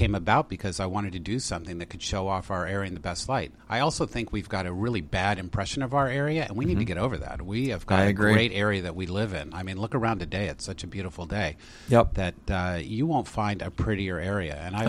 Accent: San Luis Obispo, California, United States; also born or lived in Washington State; now in Reading, Pennsylvania, United States; at age two, we moved to California, and I grew up in a little town called San Luis Obispo, which is Central Coast.

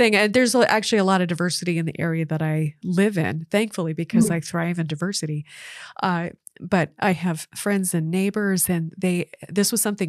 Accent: Washington, United States; also born or lived in Utah; now in Wisconsin, United States; Washington State. Shout out to the Northwest. By way of Utah when I was younger. So I've moved around a lot too.

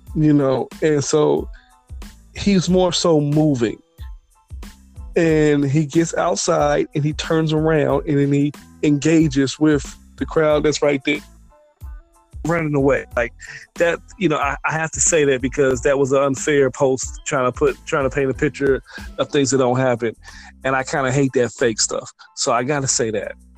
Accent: the Bay Area, California, United States; I'm from the Bay. This is Cali right here, West Coast.

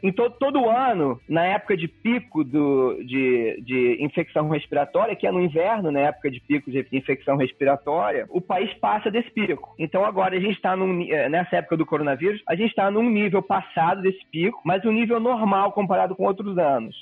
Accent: Rio de Janeiro, Brazil; moved away as an adult; now in United States; Sou carioca, tô, tô fazendo 40 anos esse ano. E tô aqui nos Estados Unidos desde 18.

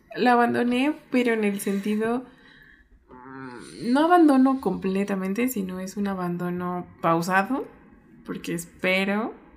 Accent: Mexico; mi país

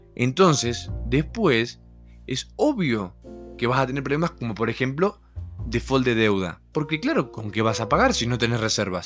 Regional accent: Argentina; moved away as an adult; now in Mexico; no es mi país. Yo quiero volver a Argentina

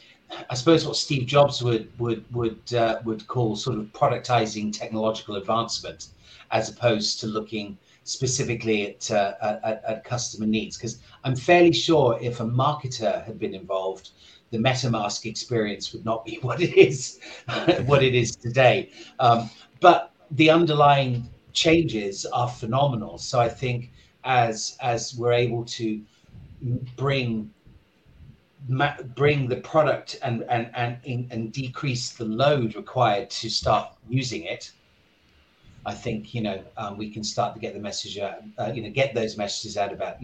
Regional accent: United Kingdom; moved away as an adult; also born or lived in New York; now in Hong Kong; I'm originally from the UK. I moved to Hong Kong 26 years ago.

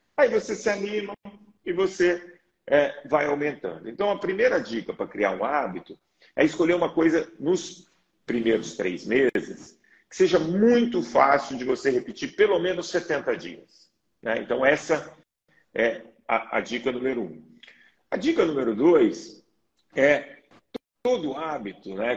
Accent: Belo Horizonte, Minas Gerais, Brazil; eu sou mineiro, Belo Horizonte

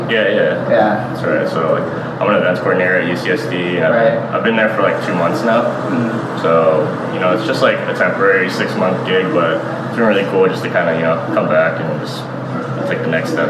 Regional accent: San Diego, California, United States; I was born and raised in North Park. Um, lived here all my life, so.

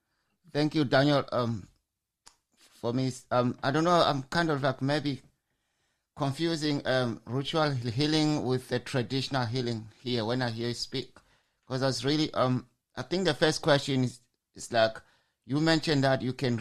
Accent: Zimbabwe; moved away as an adult; now in Europe; I'm from Zimbabwe.

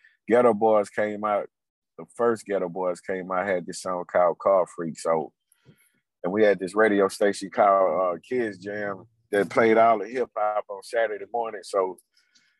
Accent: Houston, Texas, United States; Born and raised in Houston, Fifth Ward, Texas

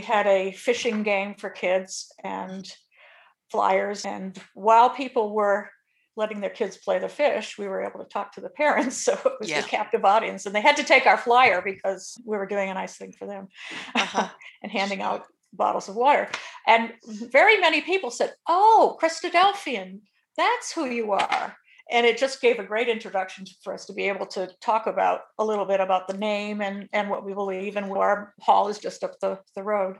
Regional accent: Springfield, Massachusetts, United States; also born or lived in Bucks County, Pennsylvania / Columbus, Ohio; now in Pittsburgh, United States; I grew up in Massachusetts in New England and attended the Springfield, Massachusetts Ecclesia as a young person

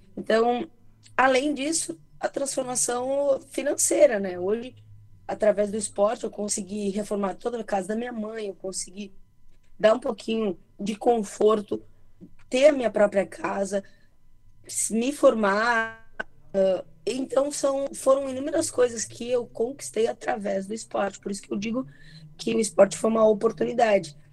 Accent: Santa Maria, Rio Grande do Sul, Brazil; also born or lived in Júlio de Castilhos; Eu nasci em Júlio de Castilhos, né? Mas eu cresci em Santa Maria

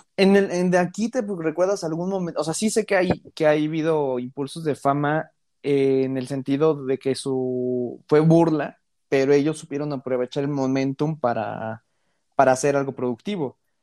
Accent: Mexico; los dos somos mexicanos.

